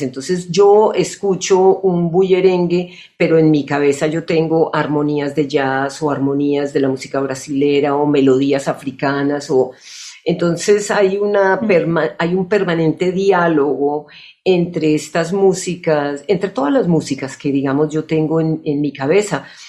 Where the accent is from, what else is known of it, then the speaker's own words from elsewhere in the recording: Colombia; moved away as an adult; also born or lived in United States; desde los 18 años, salí de Colombia